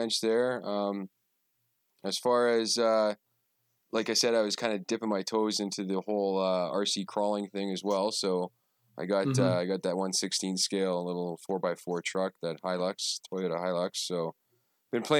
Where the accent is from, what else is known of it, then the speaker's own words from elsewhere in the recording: Canada; being Canadian north of the 49th parallel out there